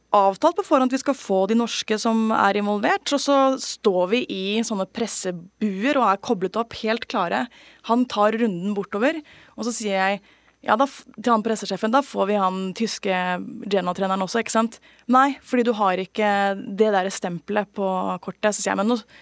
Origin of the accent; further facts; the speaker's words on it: Bærum, Akershus, Norway; jeg er oppvokst i Bærum